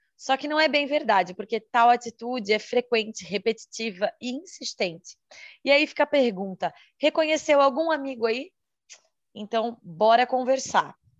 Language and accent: Portuguese; Santa Catarina, Brazil; sou de Santa Catarina, solteira, 34 anos, mulher.